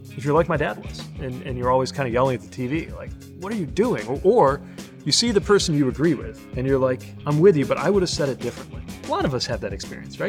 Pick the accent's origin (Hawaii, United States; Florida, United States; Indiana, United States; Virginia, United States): Indiana, United States; South Bend; I'm the mayor of my hometown